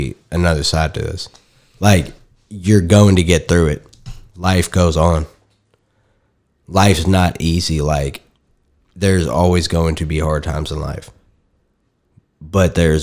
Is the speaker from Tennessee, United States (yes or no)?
yes; Tennessee, United States; now in Arkansas, United States; My home state